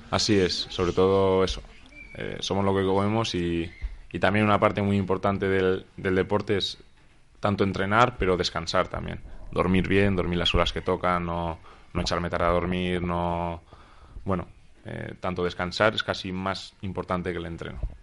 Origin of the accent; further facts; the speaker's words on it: Huesca, Aragon, Spain; moved away as an adult; also born or lived in Granada / Alicante; yo soy de Huesca y jugaba pues, en el equipo de, mi ciudad